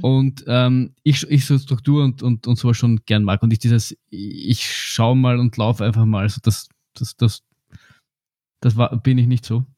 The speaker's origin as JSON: {"language": "German", "country": "Austria", "said": "bei uns in Österreich"}